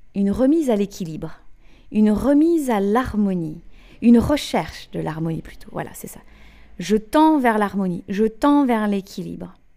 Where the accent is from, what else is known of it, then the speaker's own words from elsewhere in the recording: Brittany, France; also born or lived in England; je suis née en Bretagne, j'ai fait mes études en Bretagne, en Angleterre